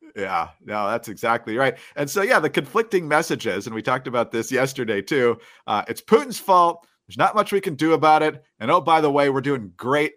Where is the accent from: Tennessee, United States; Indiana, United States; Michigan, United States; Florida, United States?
Michigan, United States; moved away; my growing up in Michigan